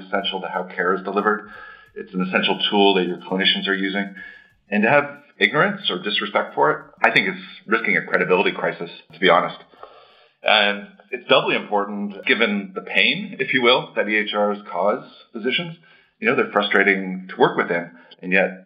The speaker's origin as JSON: {"language": "English", "town": "Toronto", "region": "Ontario", "country": "Canada", "tie": "born or raised there", "also_born_or_lived": "Chicago", "accent": "Canadian", "moved": "as an adult", "lives_now": "Boston, United States", "said": "I'm born and raised in Toronto. So if you pick up a Canadian accent, that's what you're hearing"}